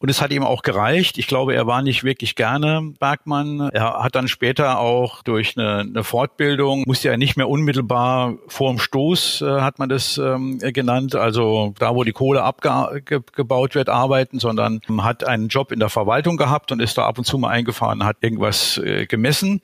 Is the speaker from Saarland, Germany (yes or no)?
yes; Saarland, Germany; moved away as an adult; also born or lived in Berlin; Ich bin gebürtiger Saarländer, äh, geboren und aufgewachsen äh, in einem kleinen Dorf im Saarland